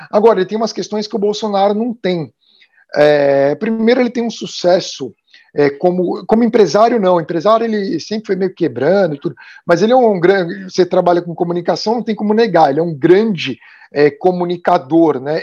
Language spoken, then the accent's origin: Portuguese; Brazil; moved away as an adult; now in New York, United States; Então faz bastante tempo que eu saí do Brasil.